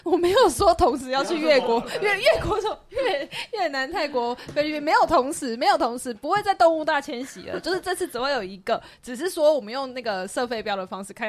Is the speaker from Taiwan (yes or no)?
yes; Taiwan; 拍这样台湾人啦，我们台湾人啦